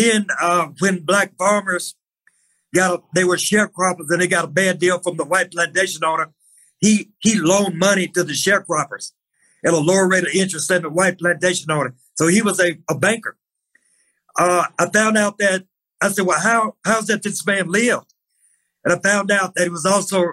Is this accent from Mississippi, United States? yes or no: yes; Mississippi, United States; I'm from Mississippi